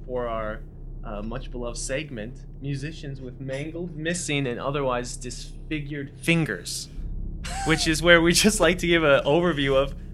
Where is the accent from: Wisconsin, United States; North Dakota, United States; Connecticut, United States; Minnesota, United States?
North Dakota, United States; I'm from North Dakota